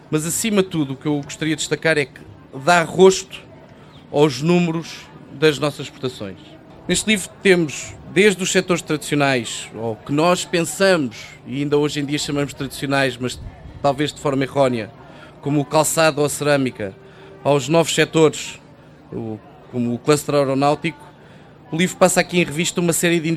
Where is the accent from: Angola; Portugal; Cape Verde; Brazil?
Portugal; obviamente dizemos que somos portugueses